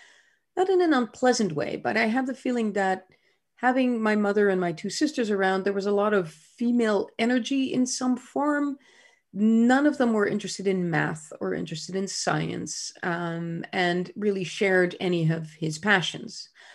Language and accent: English; Groningen, Netherlands; born there; I was born in 1963 in Groningen in the Netherlands, a small university town in the north of the Netherlands.